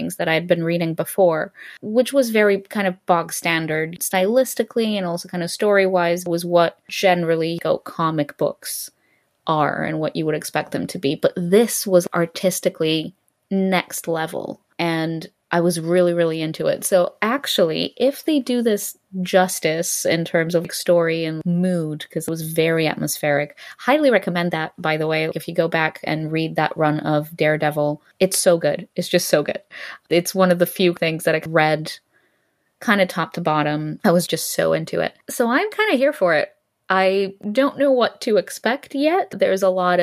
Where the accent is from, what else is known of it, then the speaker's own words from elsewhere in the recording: Greece; the one comic book store that existed in my hometown in Greece